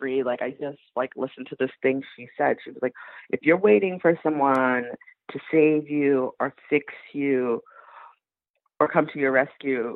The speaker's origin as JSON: {"language": "English", "country": "United States", "also_born_or_lived": "Boston", "moved": "as an adult", "lives_now": "France", "said": "as an American living in France"}